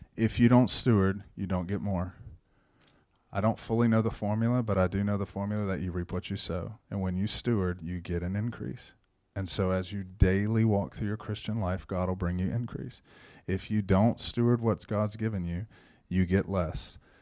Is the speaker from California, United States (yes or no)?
no; Shenandoah, Texas, United States; I grew up in Shenandoah, born and raised